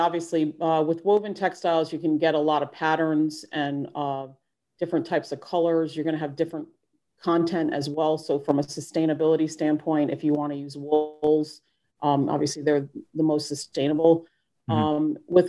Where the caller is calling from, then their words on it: North Carolina, United States; I'm actually calling in from North Carolina.